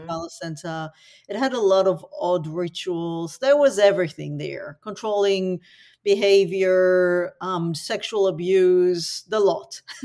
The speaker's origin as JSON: {"language": "English", "town": "Tel Aviv", "region": "Tel Aviv District", "country": "Israel", "tie": "born or raised there", "moved": "yes", "lives_now": "Australia", "said": "I was born in Tel Aviv in the nineteen seventies into tragedy"}